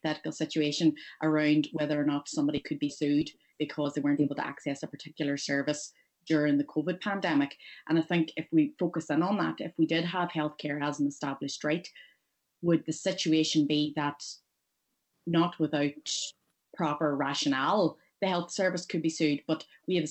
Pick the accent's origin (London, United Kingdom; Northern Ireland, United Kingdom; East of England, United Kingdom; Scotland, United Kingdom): Northern Ireland, United Kingdom; the North; an Irish person such as myself from the North